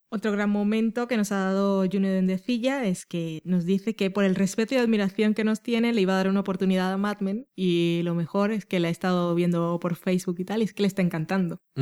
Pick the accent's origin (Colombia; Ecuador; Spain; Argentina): Colombia; Barranquilla, Atlántico; moved away; yo soy de Barranquilla